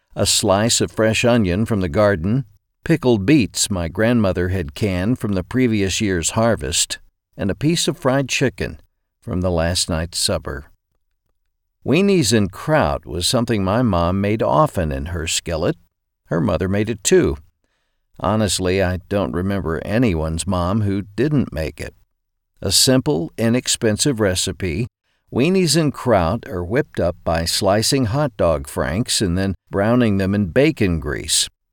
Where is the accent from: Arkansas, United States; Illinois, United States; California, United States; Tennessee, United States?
Arkansas, United States; Growing up in Arkansas